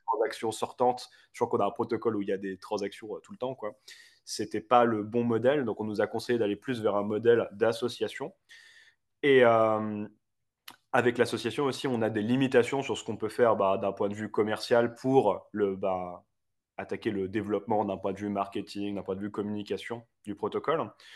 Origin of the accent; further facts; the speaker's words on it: Paris, Île-de-France, France; moved away as an adult; now in Geneva, Switzerland; moi, je suis parisien de base